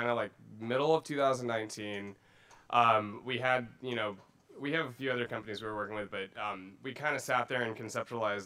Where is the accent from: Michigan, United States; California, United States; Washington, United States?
California, United States; Pasadena; also born or lived in Glendora, California; I'm actually born and raised from